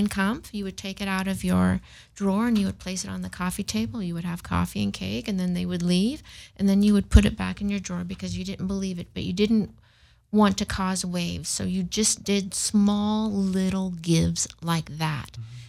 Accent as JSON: {"language": "English", "country": "Germany", "tie": "born or raised there", "said": "My mother was from Berlin, Germany, and I grew up in Germany."}